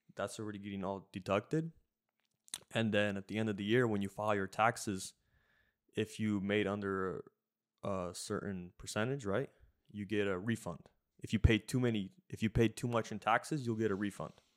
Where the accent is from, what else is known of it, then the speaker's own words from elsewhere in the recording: Washington, United States; moved away as an adult; also born or lived in Jacksonville, Florida; we grew up in Washington